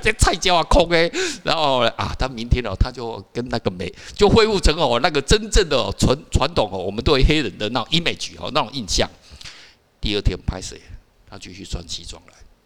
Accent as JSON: {"language": "Chinese", "country": "Taiwan", "said": "我是台湾人"}